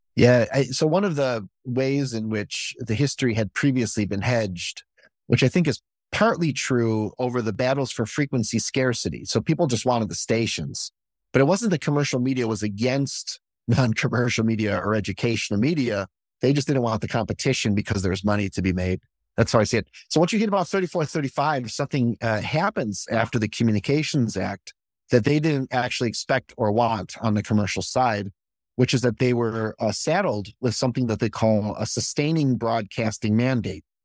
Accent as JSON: {"language": "English", "town": "Chicago", "region": "Illinois", "country": "United States", "tie": "born or raised there", "said": "when I was coming up was Dick Biondi in Chicago, and I'm from Chicago"}